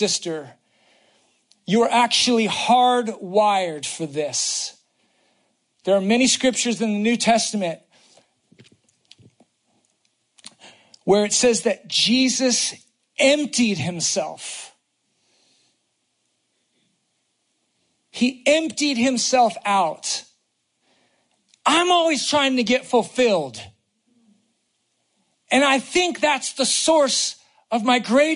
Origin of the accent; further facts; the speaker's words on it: the Bay Area, California, United States; moved away; I'm from the Bay Area.